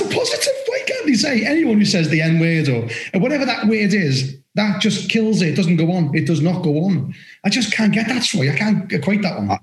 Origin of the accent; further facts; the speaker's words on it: Liverpool, North West England, United Kingdom; accent: Scouse; now in Somerset, United Kingdom; I'm from Liverpool